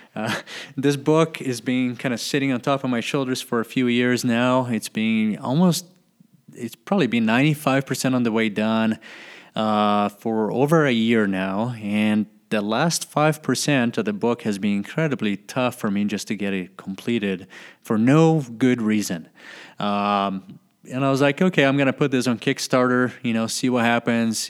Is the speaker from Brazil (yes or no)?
yes; Brazil; my house where I was living in my hometown